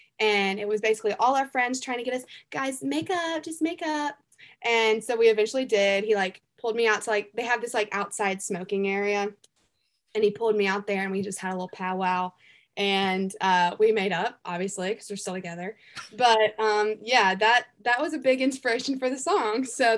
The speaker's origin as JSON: {"language": "English", "region": "the South", "country": "United States", "said": "I'm from the South. Like some people say, I talk like a hick"}